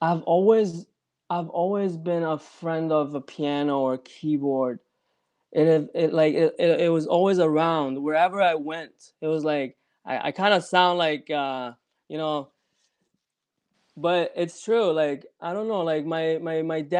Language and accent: English; Denmark; also born or lived in Copenhagen, Denmark / Iran; I was born in Denmark, Copenhagen